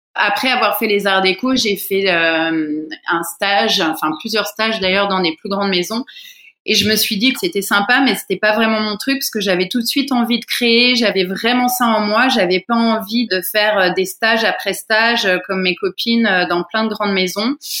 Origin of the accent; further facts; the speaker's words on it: Fontainebleau, Île-de-France, France; moved away as an adult; also born or lived in Paris; now in Bali, Indonesia; je suis d'origine française, donc je suis née en région parisienne, à Fontainebleau exactement. Mais j'ai passé beaucoup de temps à Paris petit